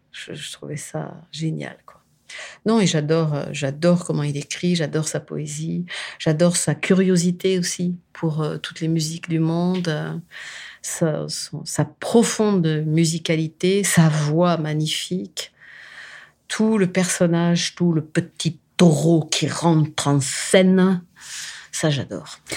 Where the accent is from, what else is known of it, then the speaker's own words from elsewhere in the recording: France; je suis française